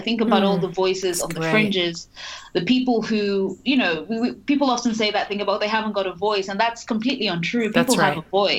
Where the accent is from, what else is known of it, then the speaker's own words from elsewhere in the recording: Nigeria; now in United Kingdom; I am a foreigner, I'm an immigrant, mm-hmm, I'm Nigerian, I am British, I have this accent.